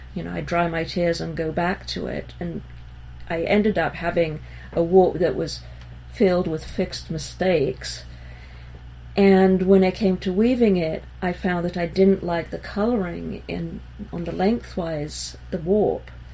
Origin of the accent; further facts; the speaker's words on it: Israel; also born or lived in England; I was born in England and grew up in Israel